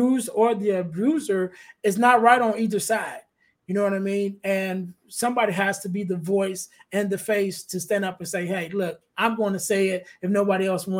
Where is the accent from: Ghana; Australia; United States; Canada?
United States; Chicago, Illinois; I'm from the Chicagoland area, but we were staying in the suburbs at that time